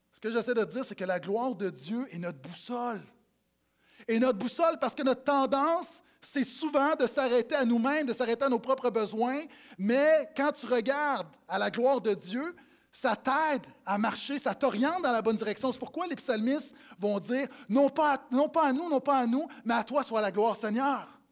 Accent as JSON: {"language": "French", "region": "Quebec", "country": "Canada", "tie": "born or raised there", "said": "quand j'étais petit, des parties à Noël où, quand les matantes arrivaient et les mononcles parlaient en bon québécois"}